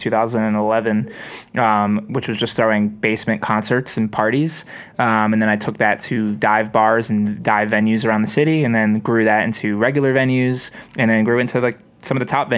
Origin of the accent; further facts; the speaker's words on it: Bucks County, Pennsylvania, United States; moved away as an adult; now in Philadelphia, United States; I'm from the Bucks County area, so about 15 minutes from the city